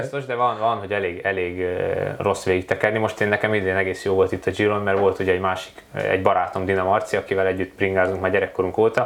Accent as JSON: {"language": "Hungarian", "country": "Hungary", "said": "egy kis magyarként eljutottam a nagyvilágba"}